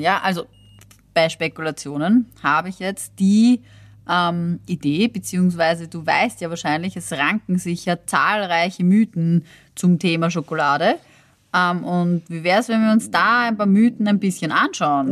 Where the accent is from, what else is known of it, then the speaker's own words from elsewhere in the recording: Austria; bei uns in Österreich